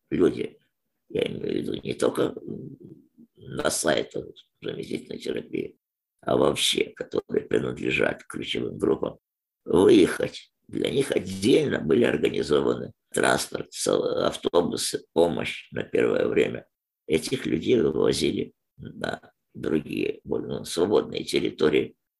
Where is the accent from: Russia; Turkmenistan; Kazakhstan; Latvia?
Turkmenistan; moved away as an adult; now in Ukraine; Живу в Украине много лет, сам родом с Туркменистана.